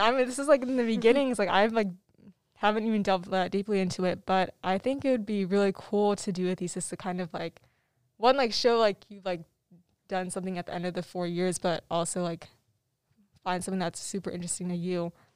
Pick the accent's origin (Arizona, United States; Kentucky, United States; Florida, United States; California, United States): Arizona, United States; Tempe; I'm from Tempe, Arizona